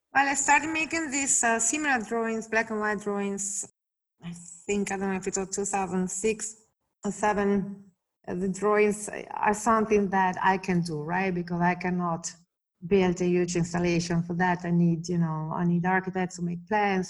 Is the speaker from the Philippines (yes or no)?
no; Italy; moved away; I grew up in Italy